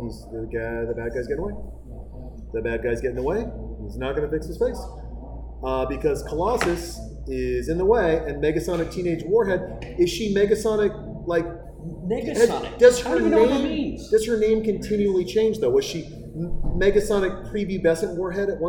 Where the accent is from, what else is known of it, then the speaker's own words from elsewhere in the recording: Montana, United States; I'm from Montana